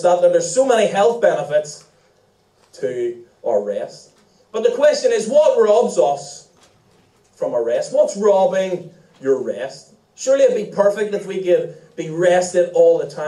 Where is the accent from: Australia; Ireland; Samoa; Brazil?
Ireland; as Irish people.